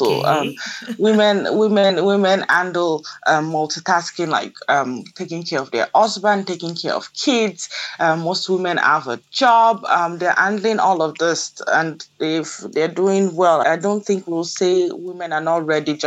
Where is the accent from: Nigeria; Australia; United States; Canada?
Nigeria; our kids, our girls growing up in Nigeria